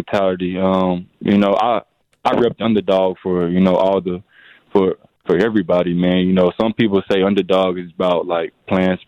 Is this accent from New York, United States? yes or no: no; Little Rock, Arkansas, United States; now in Milwaukee, United States; I'm from Little Rock, Arkansas